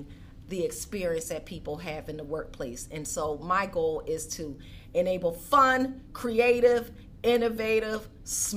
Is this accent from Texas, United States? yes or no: no; Philadelphia, Pennsylvania, United States; I grew up in Philadelphia